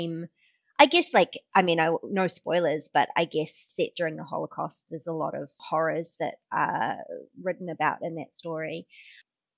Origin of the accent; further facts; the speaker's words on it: New Zealand; moved away; I am a Kiwi